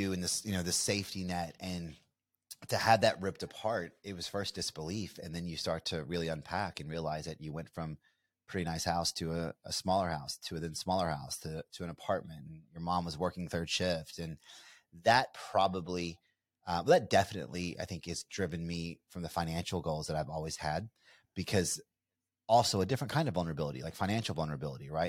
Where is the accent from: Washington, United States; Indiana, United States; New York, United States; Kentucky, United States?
Kentucky, United States; Bardstown; I'm a you know small town kid from uh, you know Nowheresville, USA. You know, we're from Bardstown, Kentucky, bourbon capital of the world.